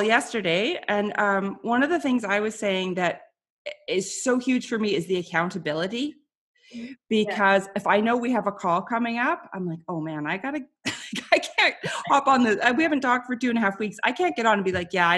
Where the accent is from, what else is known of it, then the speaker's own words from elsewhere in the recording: Canada; people tease me for being Canadian